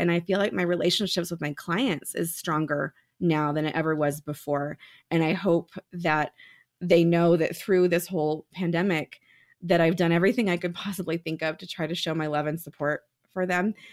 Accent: San Jose, California, United States; moved away as an adult; now in Reno, United States; I was born and raised in San Jose

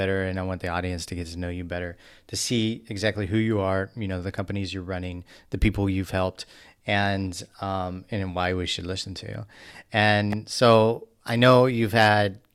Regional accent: Midwest, United States; I'm from the Midwest and people don't naturally boast about themselves in the Midwest.

